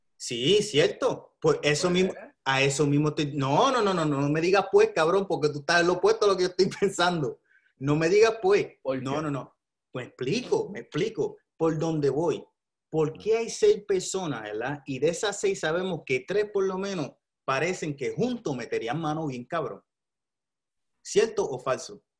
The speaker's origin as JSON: {"language": "Spanish", "country": "Puerto Rico", "said": "Tengo que votar por lo que está pasando en mi país"}